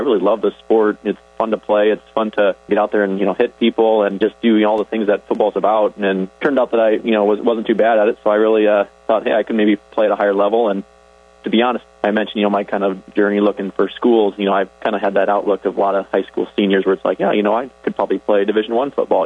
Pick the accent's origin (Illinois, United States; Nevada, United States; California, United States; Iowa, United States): Iowa, United States; Orange City; I grew up in Orange City, so I was right in the neighborhood.